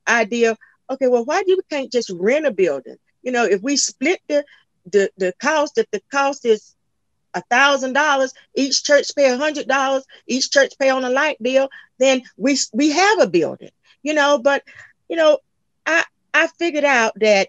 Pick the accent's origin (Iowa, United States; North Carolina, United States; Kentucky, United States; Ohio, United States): North Carolina, United States; now in Sumner County, Tennessee, United States; I'm actually originally from North Carolina